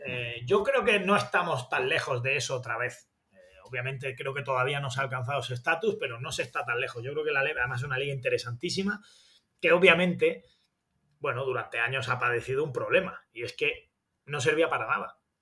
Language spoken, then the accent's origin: Spanish; Granada, Andalusia, Spain; accent: granadino; soy de Granada